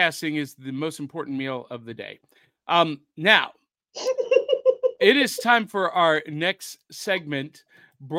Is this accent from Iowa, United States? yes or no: no; Ohio, United States; moved away; also born or lived in Little Rock, Arkansas; I grew up in Ohio